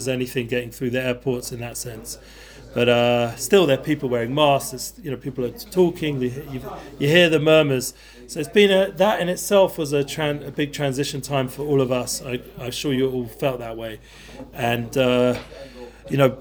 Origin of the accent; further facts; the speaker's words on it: London, United Kingdom; moved away; I grew up in North London.